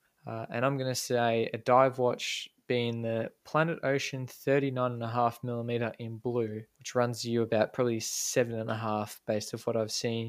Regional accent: Australia; growing up in Australia

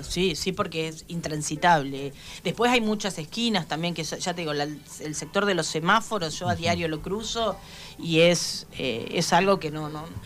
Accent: Argentina; como, como argentinos

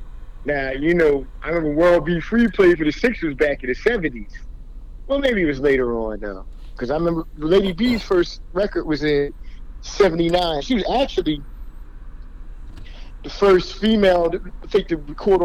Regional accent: Philadelphia, Pennsylvania, United States; we grew up in the Philly area.

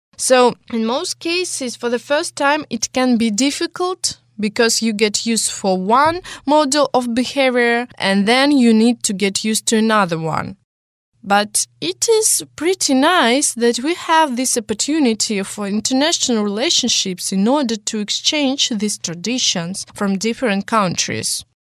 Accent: Russia; English is a second language; I was born in Russia

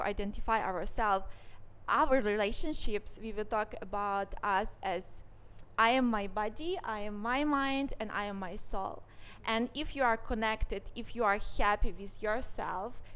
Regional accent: Ukraine; moved away as an adult; now in Singapore; I was born in Ukraine, where I spent the biggest part of my life. And I moved to Singapore just more than 2 years ago

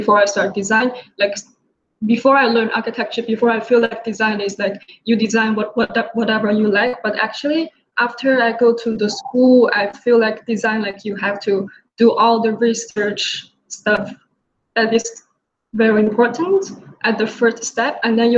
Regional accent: Changchun, Jilin, China; moved away as an adult; now in New York, United States; I came from China, from a city called Changchun, and I come to New York for university.

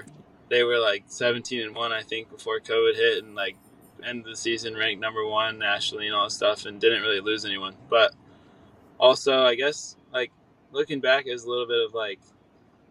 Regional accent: Jacksonville, Florida, United States; I'm from Jacksonville, Florida, so it's like not too far, like almost 2 hours probably from Gainesville. Grew up watching Gator football

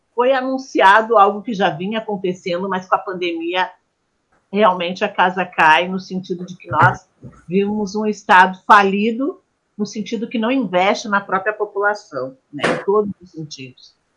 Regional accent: Porto Alegre, Rio Grande do Sul, Brazil; nascida e criada em Porto Alegre, Rio Grande do Sul

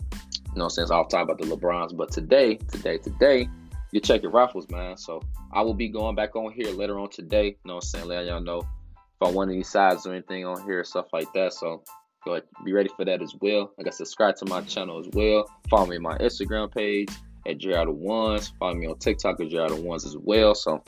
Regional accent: Cincinnati, Ohio, United States; I'm from Cincinnati, by the way, in case y'all didn't know. From Cincinnati.

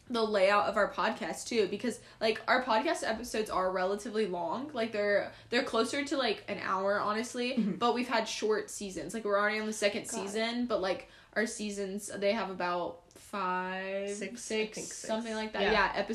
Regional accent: North Carolina, United States; like Sydney mentioned, she's from Pennsylvania, I'm from North Carolina. So it's like the difference between the North and the South.

